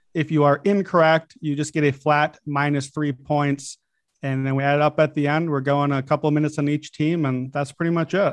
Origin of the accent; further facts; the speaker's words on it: Chicago, Illinois, United States; I'm a Bulls fan. It's my hometown team